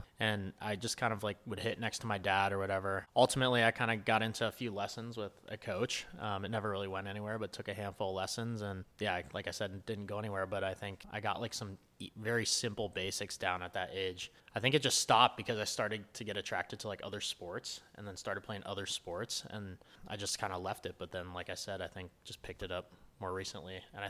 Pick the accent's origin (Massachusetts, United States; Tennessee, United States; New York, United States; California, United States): California, United States; Los Altos; So I grew up in the Bay Area, California, this small town, Los Altos, kind of like a countryside town a bit.